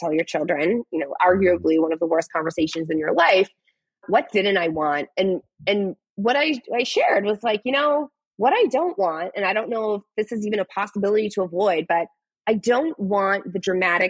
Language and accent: English; Boston, Massachusetts, United States; we're all from the Boston area.